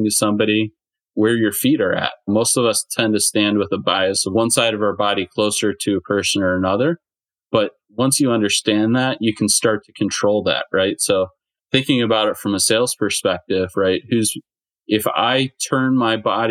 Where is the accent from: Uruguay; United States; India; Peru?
United States; Michigan; moved away as an adult; also born or lived in Ohio; I'm originally from Michigan. But I was living in Ohio at the time